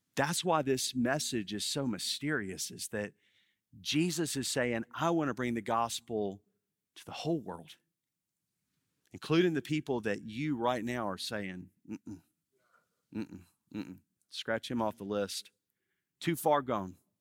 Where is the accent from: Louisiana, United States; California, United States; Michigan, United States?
Louisiana, United States; Baton Rouge; moved away as an adult; now in New Orleans, United States; I grew up in Baton Rouge